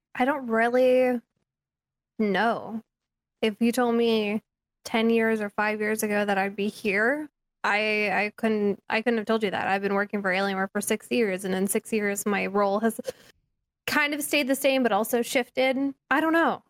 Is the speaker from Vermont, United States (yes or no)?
no; California, United States; growing up in California